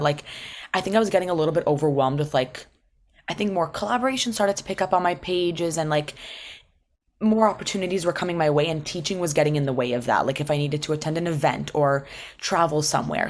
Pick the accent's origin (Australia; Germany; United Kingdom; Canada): Canada; Toronto, Ontario; I was born and raised in Toronto.